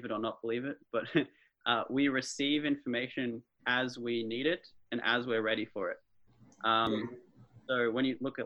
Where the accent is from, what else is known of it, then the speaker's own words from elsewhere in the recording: Melbourne, Victoria, Australia; also born or lived in Canberra; I'm from Melbourne